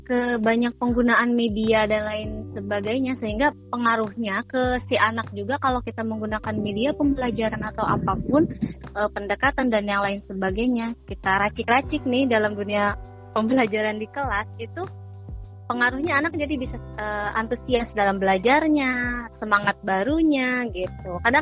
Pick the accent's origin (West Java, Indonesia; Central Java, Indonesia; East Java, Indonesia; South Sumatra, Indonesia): West Java, Indonesia; Sukaraja; Saya dari Sukaraja